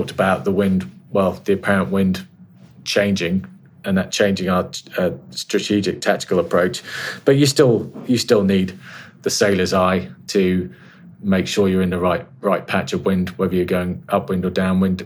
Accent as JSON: {"language": "English", "area": "Carrick Roads and the Fal Estuary", "region": "South West England", "country": "United Kingdom", "tie": "born or raised there", "said": "I grew up sailing in the Carrick Roads and off the Fal Estuary."}